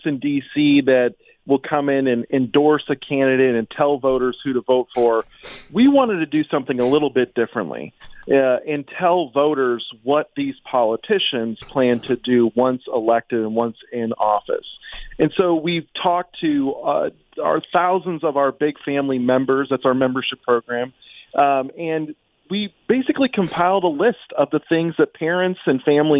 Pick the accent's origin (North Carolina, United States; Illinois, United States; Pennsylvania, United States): Illinois, United States; now in Washington, D.C., United States; I'm from Illinois